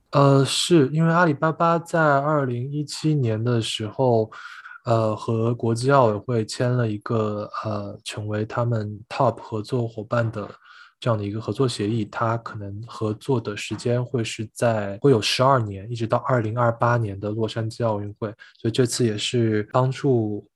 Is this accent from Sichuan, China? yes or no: yes; Chengdu, Sichuan, China; 成都的话对我来说就是家的感觉吧，因为从小是在这个地方出生跟长大